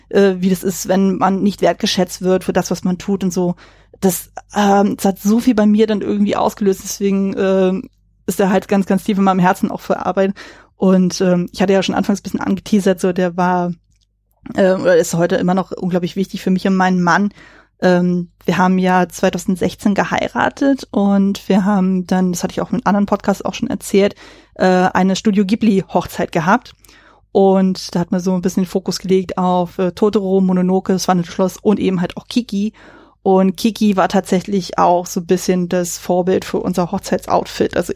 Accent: Berlin, Germany; born there; also born or lived in kleinere Orte; ich bin zwar gebürtige Berlinerin, aber habe dann halt viel in eher so in kleineren Orten gelebt

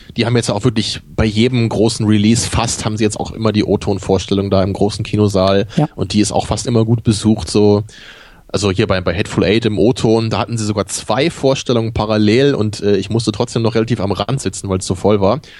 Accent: Rotenburg, Lower Saxony, Germany; ich bin ja in, in Rotenburg-Wimme aufgewachsen

